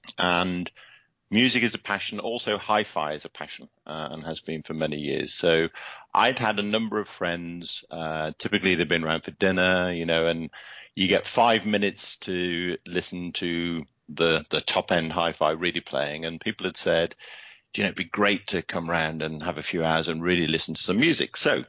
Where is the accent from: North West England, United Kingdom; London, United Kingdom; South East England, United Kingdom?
North West England, United Kingdom; Liverpool; born there; accent: British; moved away as an adult; now in Seattle, United States; Okay, so I'm, as you can hear from the accent, I'm a Brit. I currently live in Seattle and have for the last 7 years with my wife, Laura.